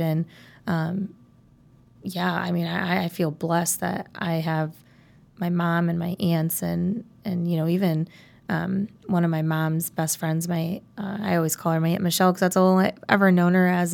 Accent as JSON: {"language": "English", "town": "South Elgin", "region": "Illinois", "country": "United States", "tie": "born or raised there", "said": "So I am from South Elgin, Illinois. Um, I grew up, uh, I was actually homeschooled um, in elementary school"}